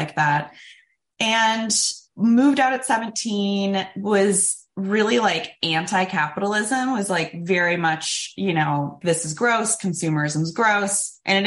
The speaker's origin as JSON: {"language": "English", "town": "Sacramento", "region": "California", "country": "United States", "tie": "born or raised there", "also_born_or_lived": "San Diego, California", "said": "I was born in San Diego, lived there till I was seven, mostly grew up in beautiful Sacramento, California"}